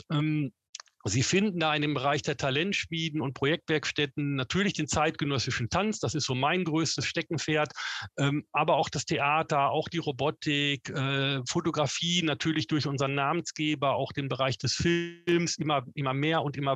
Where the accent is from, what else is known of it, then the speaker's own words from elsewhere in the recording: North Rhine-Westphalia, Germany; ich komme ursprünglich aus Westfalen. Da sagt man, geht nicht, gibt's nicht.